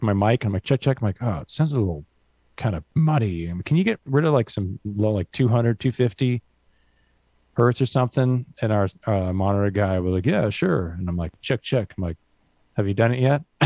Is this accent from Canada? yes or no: yes; Vancouver, British Columbia, Canada; we grew up in Vancouver